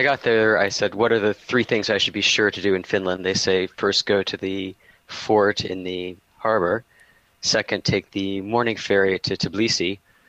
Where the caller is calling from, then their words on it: Oakland, California, United States; Oakland, California.